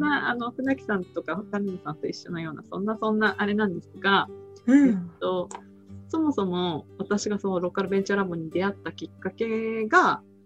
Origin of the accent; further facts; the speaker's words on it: Kesennuma, Miyagi, Japan; moved away as an adult; also born or lived in Tokyo; 自分のふるさと